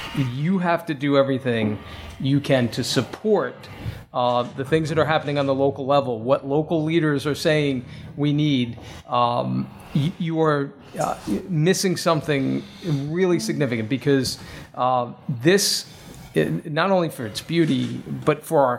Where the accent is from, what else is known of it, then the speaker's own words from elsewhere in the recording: Babylon, New York, United States; I'm an up islander. I'm from Babylon.